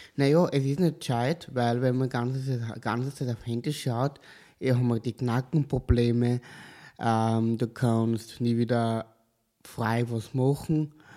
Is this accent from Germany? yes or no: no; Kapfenberg, Styria, Austria; now in Leoben, Austria; Ich komme aus Kapfenberg, ich wohne auch in Leoben